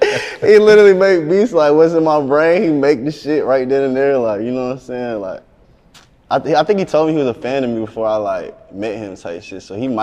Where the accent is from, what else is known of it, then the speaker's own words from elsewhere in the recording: the South, United States; But shit, I do this because, like, I'm from the South, like, you know what I'm saying?